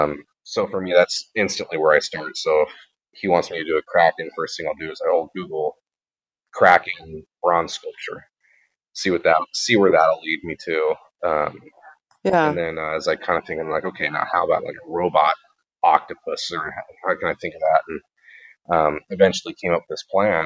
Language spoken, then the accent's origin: English; Reedsport, Oregon, United States; Reedsport, which I know it's my hometown